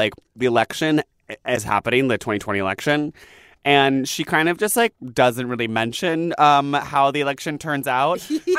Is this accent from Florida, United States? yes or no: no; Boston, Massachusetts, United States; We're from Boston.